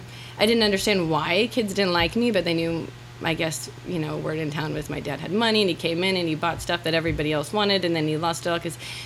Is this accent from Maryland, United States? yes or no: no; Niceville, Florida, United States; I am from a few different places, but I would call home Niceville, Florida.